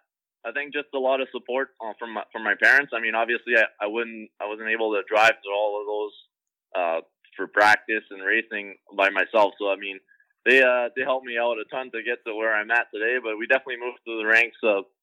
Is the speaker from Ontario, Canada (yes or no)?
yes; Hearst, Ontario, Canada; I'm 25 years old, and I'm from Hearst, Ontario, Northern Ontario